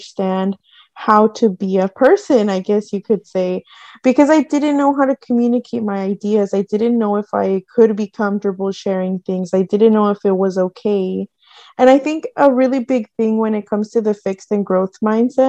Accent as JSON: {"language": "English", "town": "San Jose", "region": "California", "country": "United States", "tie": "born or raised there", "said": "I grew up in Eastside San Jose"}